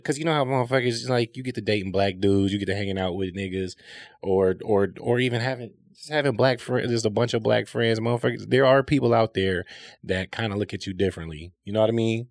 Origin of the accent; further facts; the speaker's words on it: South Holland, Illinois, United States; I grew up in South Holland